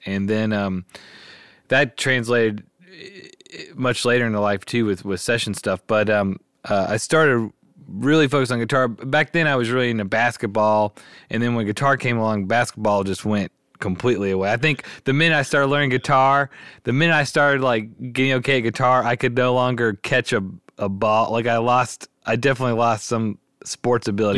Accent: Memphis, Tennessee, United States; I was born and raised in Memphis, grew up here

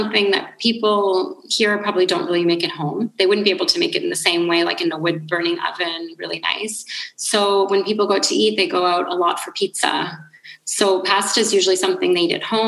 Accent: Thunder Bay, Ontario, Canada; first language English; moved away as an adult; also born or lived in Brampton, Ontario / London, United Kingdom; now in Calabria, Italy; So I was born in Thunder Bay and I lived there until I was 2. So in Northern Ontario. Sorry, not 2. I lived there until I was 12.

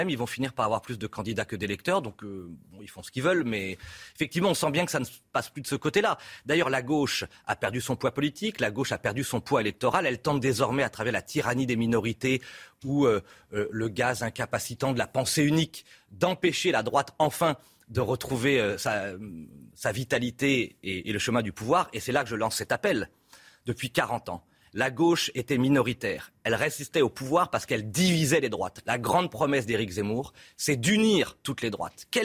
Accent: Centre-Val de Loire, France; chez moi dans le Loir-et-Cher en particulier

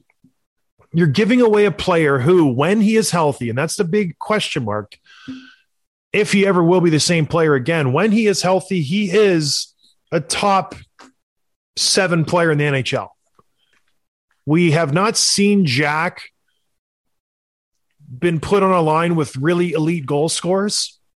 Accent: St. Catharines, Ontario, Canada; I'm from the Buffalo area. I'm from St. Catharines, just a hop, skip, and a jump across the old bridge there

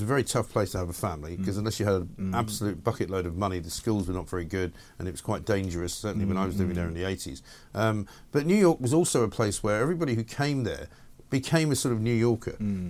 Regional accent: London, United Kingdom; London is a very different city to the one that I grew up in.

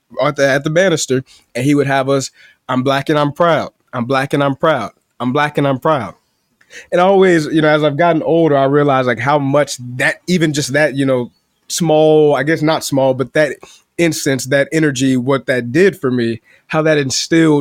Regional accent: Chicago, Illinois, United States

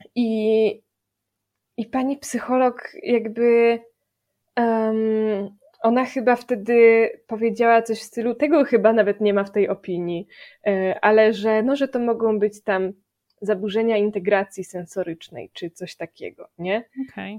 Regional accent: Gorzów Wielkopolski, Lubusz Voivodeship, Poland; a ja jestem z Gorzowa

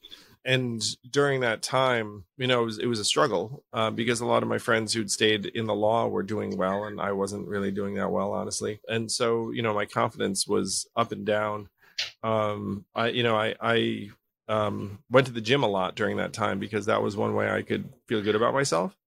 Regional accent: Schenectady, New York, United States; I was born in Schenectady, New York, to a couple of Taiwanese immigrants

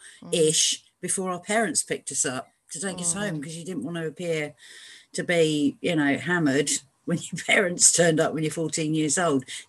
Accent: Truro, South West England, United Kingdom; moved away as an adult; also born or lived in Saint Helena; grew up in Truro in Cornwall, so I'm a Cornish maid

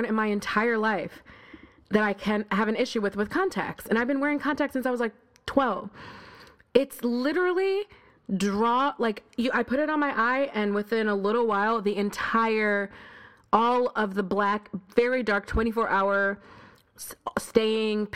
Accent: Buffalo, New York, United States; moved away as an adult; also born or lived in Harlem, New York City; now in New York City, United States; I'm not from here. I grew up in Buffalo, New York, with a house and a swing

